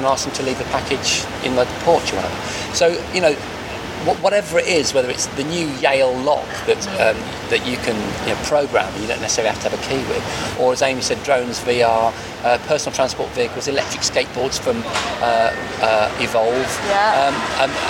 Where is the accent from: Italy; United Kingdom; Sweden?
United Kingdom; Wordsley, West Midlands; I'm from Wordsley originally. And I feel a real connection to this area.